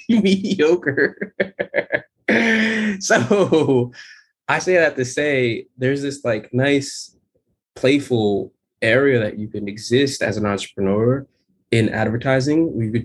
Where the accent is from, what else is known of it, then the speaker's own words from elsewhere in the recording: Jamaica; The pure motivation is I'm Jamaican. I'm so damn Jamaican. My family came here in the 70s and they came here to rock hard.